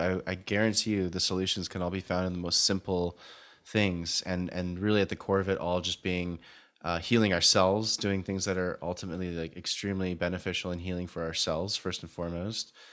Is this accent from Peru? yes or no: no; Canada; now in Vancouver, Canada; from Canada